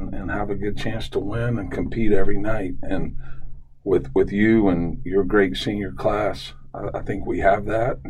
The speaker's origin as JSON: {"language": "English", "town": "Charlotte", "region": "North Carolina", "country": "United States", "tie": "born or raised there", "said": "growing up in Charlotte"}